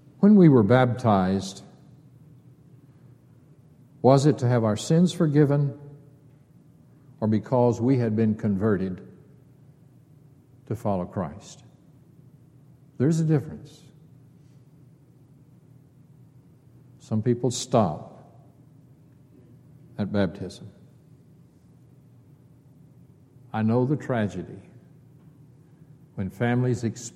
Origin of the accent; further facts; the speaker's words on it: Texas, United States; Being a Texan